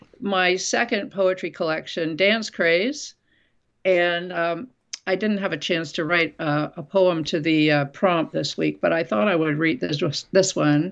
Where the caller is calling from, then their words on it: Winooski, Vermont, United States; I'm in Winooski, Vermont.